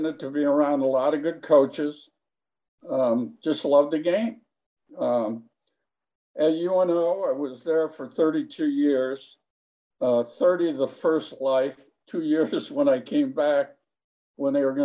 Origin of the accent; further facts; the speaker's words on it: Highwood, Illinois, United States; I grew up in Highwood, Illinois, Highland Park